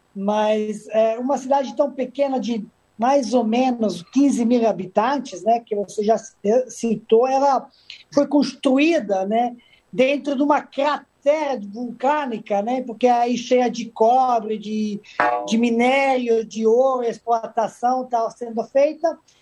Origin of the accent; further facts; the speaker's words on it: Majdanpek, Serbia; Portuguese is a second language; moved away as an adult; also born or lived in Madrid, Spain / Italy / Salvador, Brazil; now in Rio de Janeiro, Brazil; Eu vivi numa época principalmente na minha cidade natal, Maidanpek